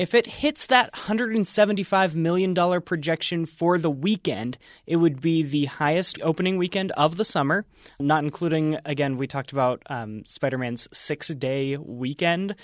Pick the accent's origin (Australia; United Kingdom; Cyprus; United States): United States; Pennsylvania; I grew up in Pennsylvania